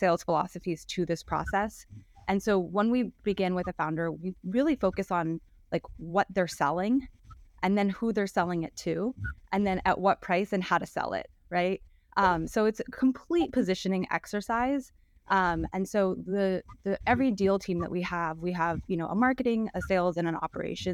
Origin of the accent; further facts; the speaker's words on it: Los Angeles, California, United States; I was born and raised in Los Angeles.